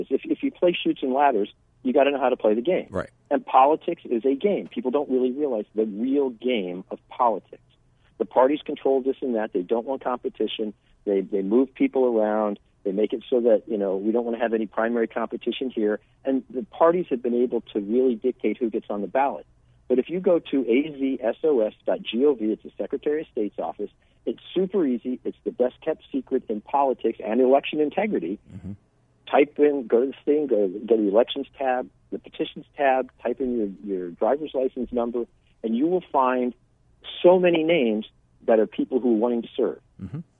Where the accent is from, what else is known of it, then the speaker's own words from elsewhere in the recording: San Diego, California, United States; born there; now in Arizona, United States; Quickly, I was born in San Diego. My father was a Navy fighter pilot traveled around. Uh, I ended up in Arizona in '82 with the with the military.